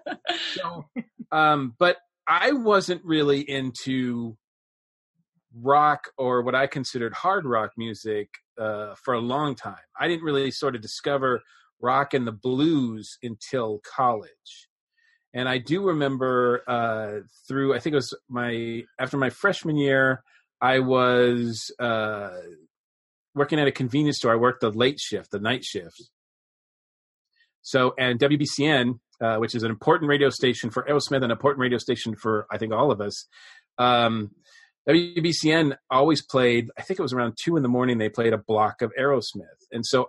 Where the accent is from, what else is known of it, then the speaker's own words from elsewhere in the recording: Massachusetts, United States; growing up in Massachusetts